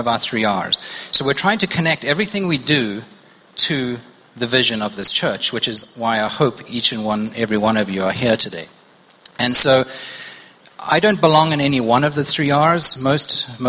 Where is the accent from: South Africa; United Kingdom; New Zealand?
South Africa; moved away as an adult; also born or lived in Zimbabwe; now in United States; I am from Zimbabwe, born in Zimbabwe. Spent most of my formative years in South Africa, and I've been in the States about 17 years